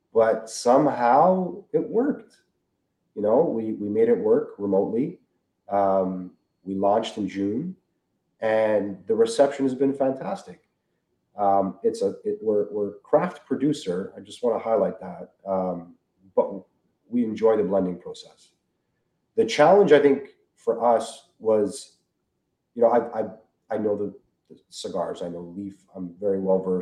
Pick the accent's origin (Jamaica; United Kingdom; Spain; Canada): Canada; we're from Canada